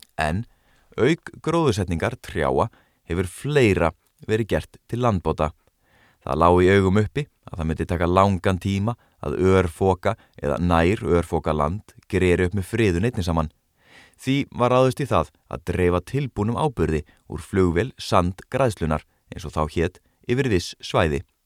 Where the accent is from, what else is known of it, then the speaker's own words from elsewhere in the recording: Garðabær, Capital Region, Iceland; þegar ég ólst upp í Garðabænum að hluta til